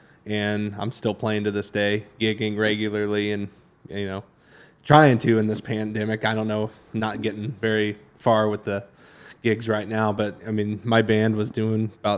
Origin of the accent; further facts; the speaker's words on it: Waldron, Indiana, United States; I grew up in Waldron, Indiana, really small town, like 700 people live in it.